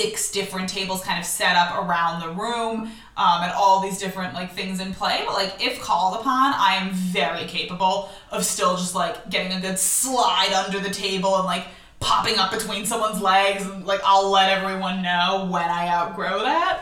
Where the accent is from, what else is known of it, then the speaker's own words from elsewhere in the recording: United States; moved away; also born or lived in Israel; I grew up in the United States in, like, an observant household